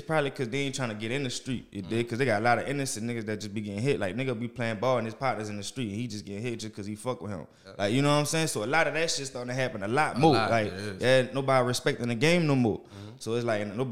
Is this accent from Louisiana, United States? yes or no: yes; New Orleans, Louisiana, United States; I'm from there. From the 7 Wall